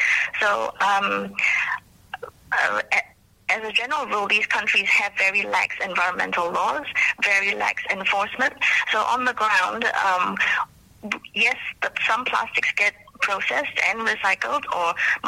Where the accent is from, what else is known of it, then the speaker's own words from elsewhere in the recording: Malaysia; now in New Zealand; my hometown in Malaysia